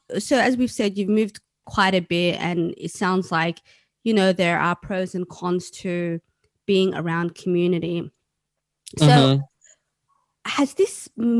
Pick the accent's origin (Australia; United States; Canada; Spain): Australia; Melbourne, Victoria; I grew up in Melbourne